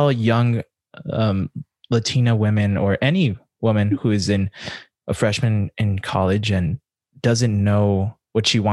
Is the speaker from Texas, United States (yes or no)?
yes; El Paso, Texas, United States; I'm from El Paso